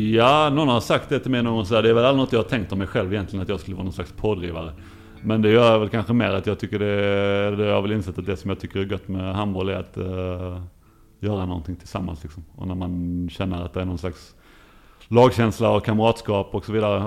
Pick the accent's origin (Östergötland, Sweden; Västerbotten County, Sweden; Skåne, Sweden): Skåne, Sweden; Lund; moved away as an adult; also born or lived in Ystad; jag är ju eh, uppvuxen i Lund och eh, på Klostergården där mina föräldrar